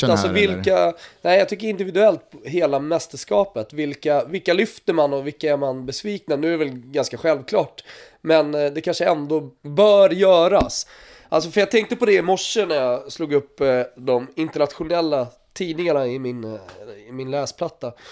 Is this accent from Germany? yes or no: no; Sweden; jag tror att man är stolt som svensk, är det inte det då?